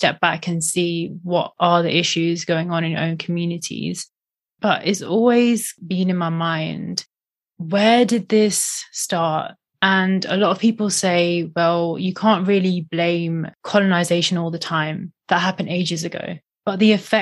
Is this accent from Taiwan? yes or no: no; India; moved away; I'm from India